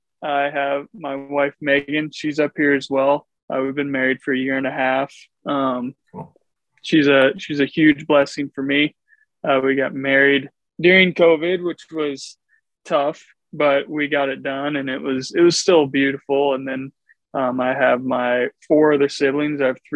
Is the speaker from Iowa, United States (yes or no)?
yes; Mount Vernon, Iowa, United States; also born or lived in Milwaukee / Chicago / St. Louis; Yeah, so initially I'm from Eastern Iowa, Mount Vernon, just outside of Cedar Rapids. I grew up kind of all over, though.